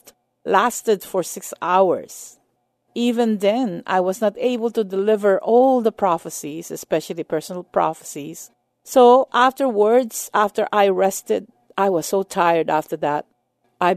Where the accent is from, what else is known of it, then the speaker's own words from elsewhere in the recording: United States; as an American and as a minister of the gospel